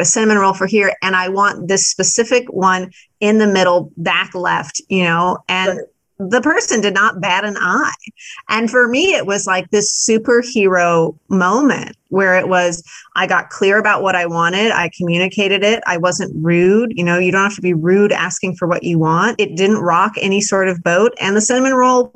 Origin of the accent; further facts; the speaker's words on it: Midwest, United States; I am a Midwesterner